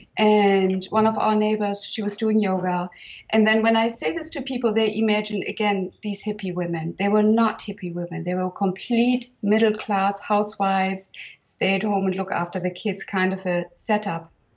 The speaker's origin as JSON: {"language": "English", "country": "Germany", "tie": "born or raised there", "moved": "yes", "lives_now": "Provence, France", "said": "I was born in 1966 in Germany"}